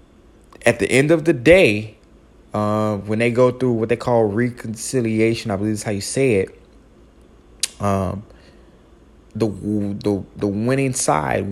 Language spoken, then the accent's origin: English; Chicago, Illinois, United States; I am a Chicagoan.